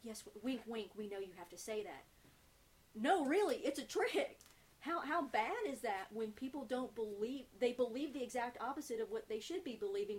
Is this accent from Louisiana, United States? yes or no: yes; South Louisiana, United States; I'm from South Louisiana.